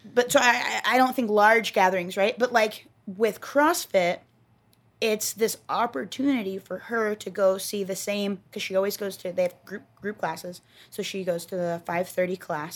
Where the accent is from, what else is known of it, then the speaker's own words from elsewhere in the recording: Texas, United States; I'm from Texas